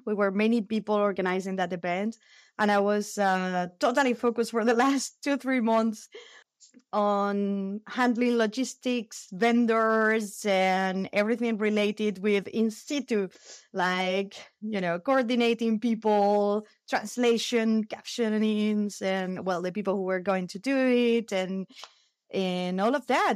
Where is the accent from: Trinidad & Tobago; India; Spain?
Spain; I'm from Spain.